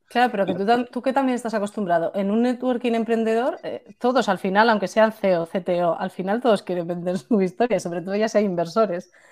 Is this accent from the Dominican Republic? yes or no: no; Spain; cuando somos españoles o incluso mediterráneos